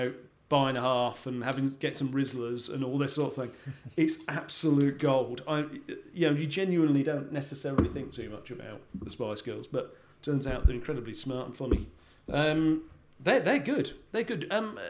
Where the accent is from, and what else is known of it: Australia